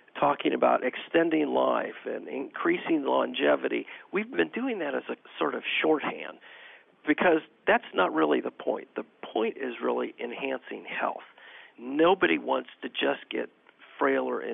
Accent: California, United States; moved away; I'm from California originally

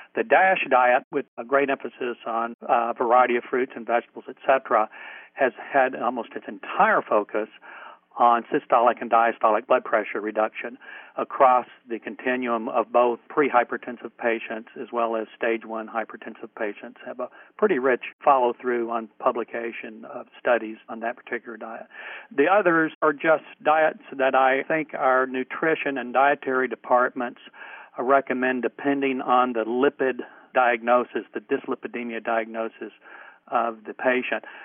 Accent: New Mexico, United States; now in Durham, United States; I'm from New Mexico originally

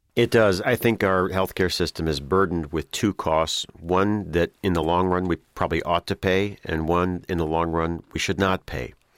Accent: Illinois, United States; my home state of Illinois

